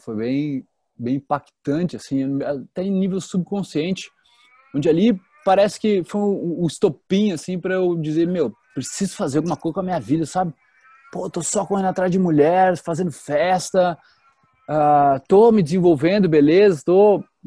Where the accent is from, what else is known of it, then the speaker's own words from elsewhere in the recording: Teutônia, Rio Grande do Sul, Brazil; now in Florianópolis, Brazil; eu venho de uma cidadezinha do interior do Rio Grande do Sul, chamada Teutônia. E lá eu era uma criança normal